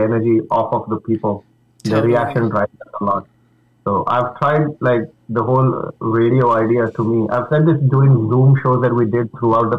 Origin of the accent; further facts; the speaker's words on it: Mumbai, Maharashtra, India; now in United States; I grew up in Mumbai